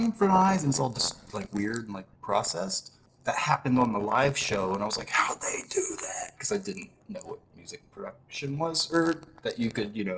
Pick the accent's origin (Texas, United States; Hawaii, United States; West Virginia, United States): West Virginia, United States